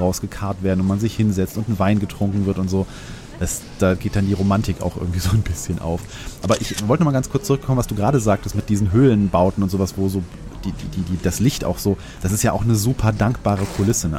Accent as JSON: {"language": "German", "region": "North Rhine-Westphalia", "country": "Germany", "tie": "born or raised there", "said": "ich komme ja aus dem Rheinland und äh, unweit von mir ist das Neandertal"}